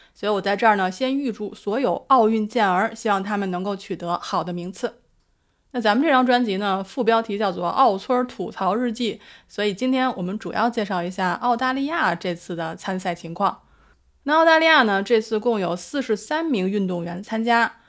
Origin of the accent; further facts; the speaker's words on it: Beijing, China; 因为我的故乡是在北京